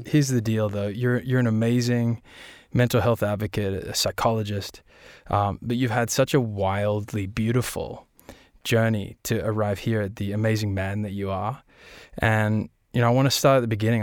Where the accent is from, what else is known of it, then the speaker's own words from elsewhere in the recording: Australia; we're Australian